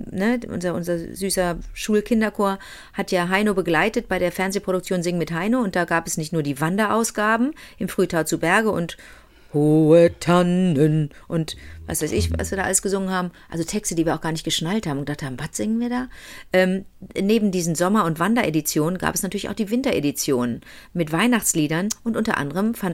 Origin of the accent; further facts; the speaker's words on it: Montreal, Quebec, Canada; born there; Ich bin in Montreal geboren, da, da, da war alles ständig zugefroren.